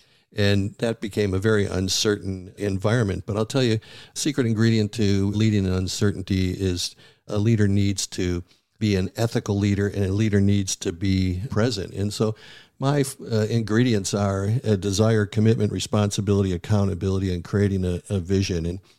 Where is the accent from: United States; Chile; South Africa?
United States; Buffalo, New York; I grew up in Buffalo, New York, which is a foodie town, a very ethnic town, and it's more than just the Bills and bowling, but food.